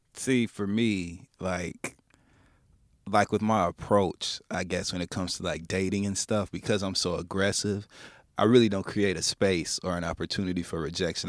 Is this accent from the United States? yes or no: yes; Midwest, United States; now in New York City, United States; I'm from the Midwest, and so being exposed here in New York